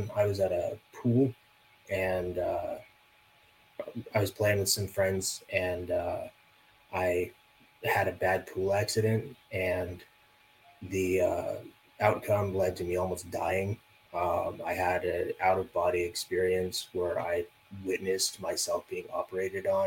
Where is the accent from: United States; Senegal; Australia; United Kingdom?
United States; Las Vegas, Nevada; And I grew up in Las Vegas, for those of you who don't know that, which is probably all of you. Yeah, so I grew up in Las Vegas.